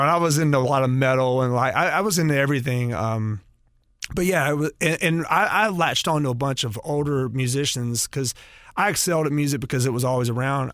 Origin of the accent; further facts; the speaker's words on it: North Carolina, United States; moved away; also born or lived in Atlanta, Georgia; I'm originally from North Carolina.